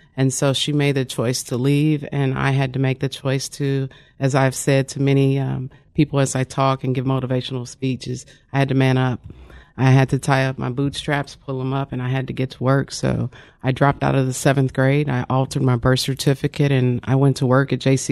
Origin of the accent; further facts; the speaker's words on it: Wyandotte County, Kansas, United States; I'm originally from Wyandotte County, Kansas